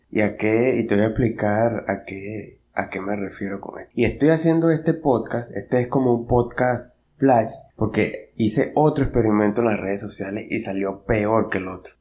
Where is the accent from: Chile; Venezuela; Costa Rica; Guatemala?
Venezuela; yo soy de Venezuela